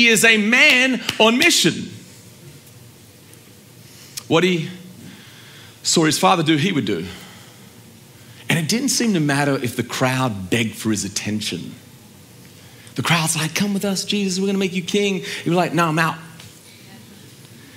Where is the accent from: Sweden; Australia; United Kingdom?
Australia; I'm from Australia